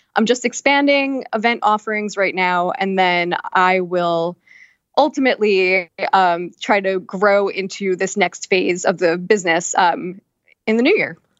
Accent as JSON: {"language": "English", "area": "Long Island", "region": "New York", "country": "United States", "lives_now": "New York City, United States", "said": "I'm from Long Island"}